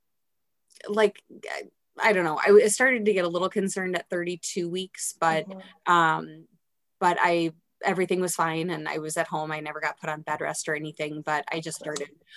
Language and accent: English; Madison, Wisconsin, United States; now in Minnesota, United States; I was born and raised in the Midwest. So born in Madison, Wisconsin, and then moved to Minnesota for school and never left